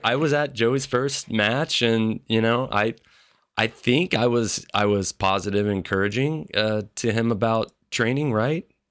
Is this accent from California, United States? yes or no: no; Memphis, Tennessee, United States; I grew up in Memphis, Tennessee